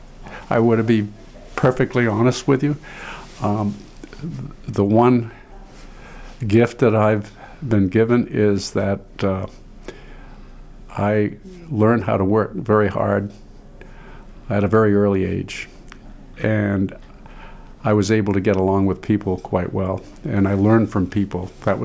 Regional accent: Caribou, Maine, United States; born there; also born or lived in Pittsfield; And I was born in Aroostook County, Caribou, Maine. And I always wanted to be a farmer.

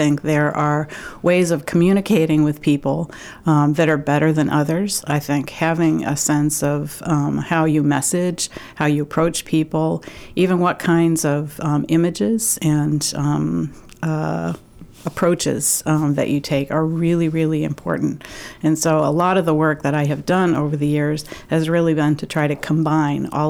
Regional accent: Michigan, United States; moved away as an adult; also born or lived in Houston; now in Maine, United States; I'm actually from Michigan and grew up there as the daughter of a pediatrician

